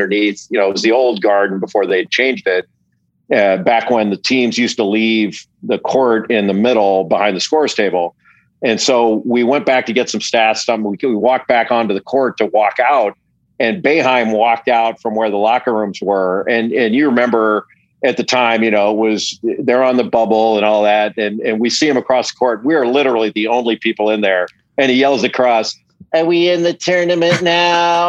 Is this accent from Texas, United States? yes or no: no; Los Angeles, California, United States; I'm 57 and, I grew up in Los Angeles